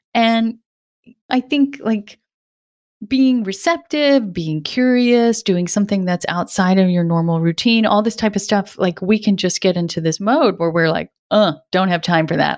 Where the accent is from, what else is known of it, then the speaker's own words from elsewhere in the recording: Rhode Island, United States; I grew up in Rhode Island, where I live now